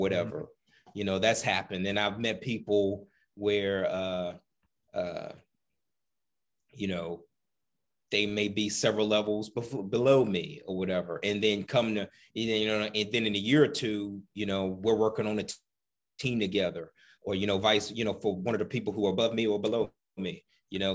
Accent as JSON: {"language": "English", "region": "the South", "country": "United States", "tie": "born or raised there", "also_born_or_lived": "Midwest / Southwest", "moved": "yes", "said": "growing up in the South"}